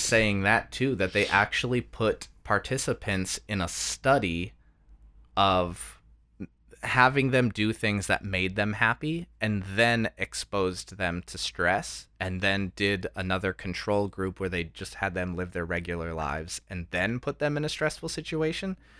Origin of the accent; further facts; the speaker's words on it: United States; we're from America